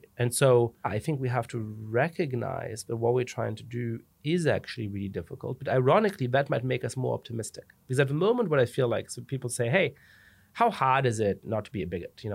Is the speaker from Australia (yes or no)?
no; Germany; moved away as an adult; also born or lived in England / Italy / France; now in United States; I ended up growing up in Germany